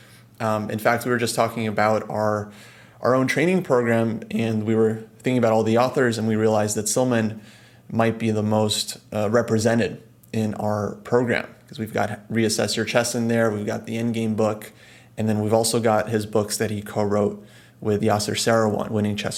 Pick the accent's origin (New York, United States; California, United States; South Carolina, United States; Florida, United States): California, United States; we're both from California